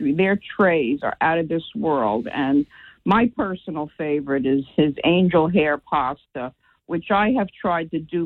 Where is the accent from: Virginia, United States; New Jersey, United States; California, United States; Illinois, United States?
New Jersey, United States; Bayonne; now in Cranford, United States; I grew up in Bayonne where there was a deli on every corner, mom and pop shop, so I love deli food. And when I moved to Cranford